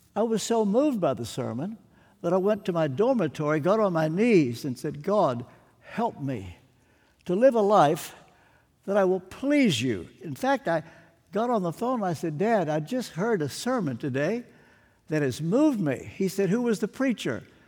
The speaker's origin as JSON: {"language": "English", "region": "Kentucky", "country": "United States", "said": "I'm from Kentucky"}